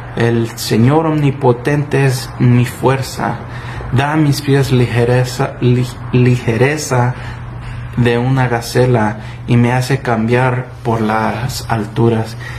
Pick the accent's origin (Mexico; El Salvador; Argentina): El Salvador; Yo, mi país natal es El Salvador